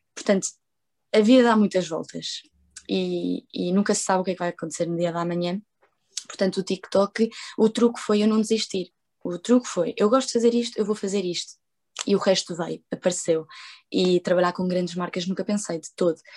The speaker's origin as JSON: {"language": "Portuguese", "country": "Portugal", "tie": "born or raised there", "first_language": "Portuguese and Spanish", "said": "Sou portuguesa e espanhola, falo as duas línguas em casa. Uh, para quem não sabe, eu nasci em Portugal"}